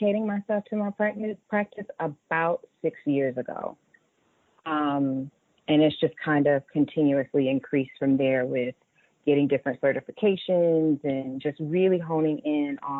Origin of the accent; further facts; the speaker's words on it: Raleigh, North Carolina, United States; moved away; also born or lived in Atlanta, Georgia; I grew up in Raleigh, North Carolina, so I'm a down south girl. Grew up in Raleigh, North Carolina, but Atlanta raised me